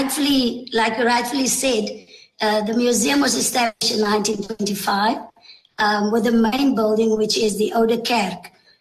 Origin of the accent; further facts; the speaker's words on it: Tulbagh, Western Cape, South Africa; And I was truly blessed to be able to be born here and to grow up as a child in Tulbagh.